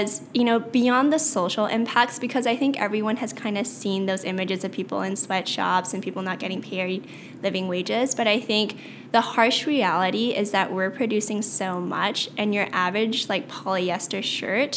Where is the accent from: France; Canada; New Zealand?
Canada; Vancouver, British Columbia; I was born and raised in Vancouver.